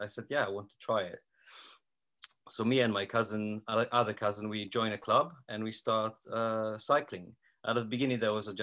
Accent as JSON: {"language": "English", "country": "Poland", "also_born_or_lived": "Yeovil", "second_language": "English", "moved": "as an adult", "lives_now": "Portsmouth, United Kingdom", "said": "I come from Poland. I live in the UK for 13 years now."}